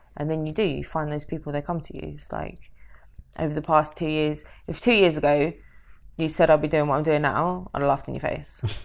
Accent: London, United Kingdom; moved away; I'm from London

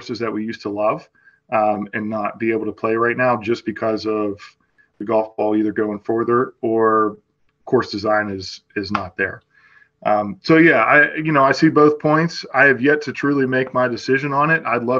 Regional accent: Western Pennsylvania, United States; I grew up on Caredam Golf Course

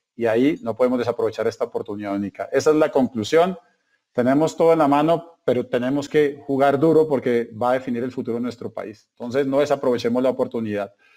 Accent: Colombia

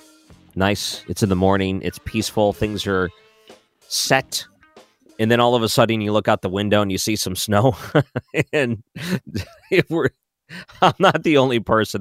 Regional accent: Michigan, United States; moved away; also born or lived in Wisconsin; I grew up in Michigan

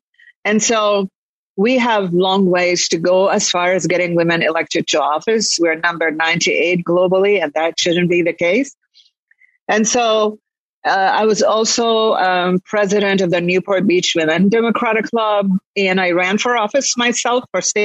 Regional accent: Jerusalem, Palestine; also born or lived in Lebanon / Kuwait; now in United States; I'm originally Palestinian, so I was born in Jerusalem.

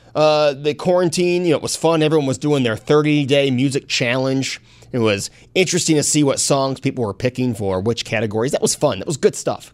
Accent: Hornell, New York, United States; growing up in Hornell, New York

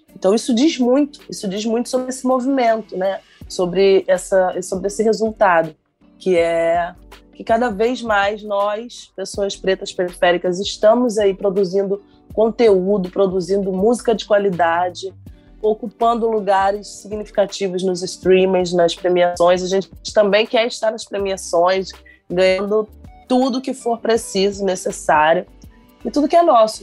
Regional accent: São Gonçalo, Rio de Janeiro, Brazil; Eu mesma estou aqui, eu sou de São Gonçalo

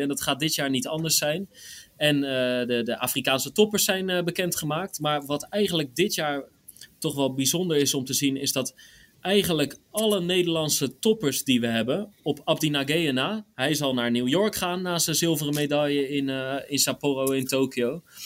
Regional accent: Rotterdam, South Holland, Netherlands; als Rotterdammer staat gewoon Rotterdam op één

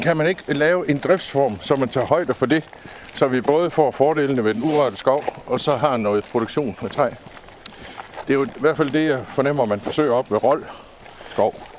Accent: near the Gudenå, Central Jutland, Central Denmark Region, Denmark; also born or lived in Ans; Jeg er så heldig at være født og opvokset tæt på Gudnåen øh, i Midtjylland.

